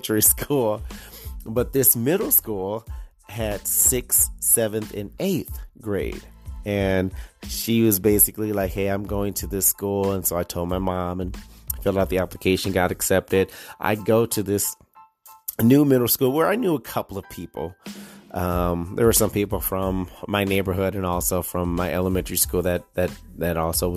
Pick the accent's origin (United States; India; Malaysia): United States; Detroit, Michigan; moved away as an adult; now in Lake Mills, United States; I'm born and raised in Detroit, Michigan. I was on the west side.